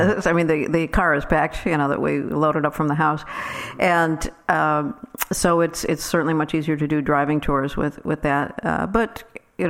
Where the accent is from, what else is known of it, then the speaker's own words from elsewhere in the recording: Downers Grove, Illinois, United States; now in Nashville, United States; Downers Grove, Illinois is my hometown